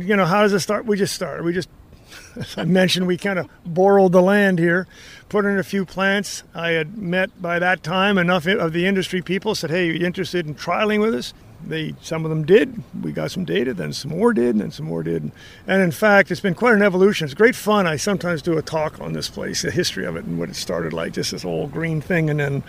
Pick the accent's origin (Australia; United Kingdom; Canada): Canada; moved away as an adult; now in United States; I'm a crazy person from a different country